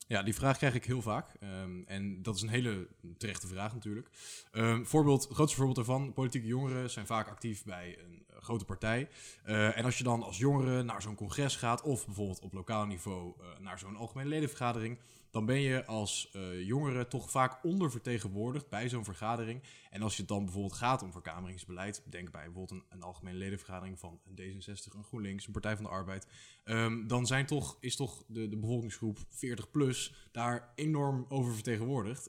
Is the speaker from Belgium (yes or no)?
no; IJsselstein, Utrecht, Netherlands; moved away as an adult; also born or lived in Leiden; ik kom uit IJsselstein, hier vlakbij